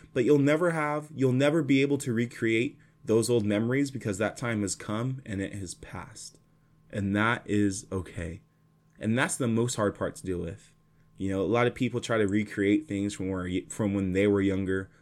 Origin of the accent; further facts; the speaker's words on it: Fresno, California, United States; moved away as an adult; now in Los Angeles, United States; Fresno will always be my hometown, but it's not my home anymore. LA, SoCal is my home now